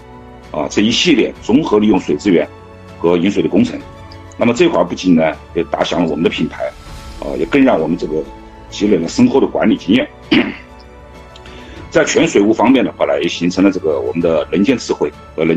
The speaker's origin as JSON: {"language": "Chinese", "country": "China", "said": "这个我们中国人建呢，呃，是世界五百强"}